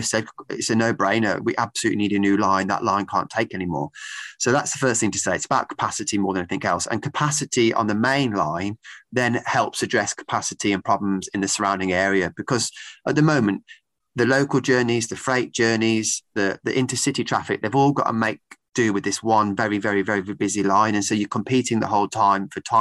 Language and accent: English; Birmingham, West Midlands, United Kingdom; moved away as an adult; also born or lived in Leeds / Crewe and Nantwich; now in Crewe, United Kingdom; I grew up in Birmingham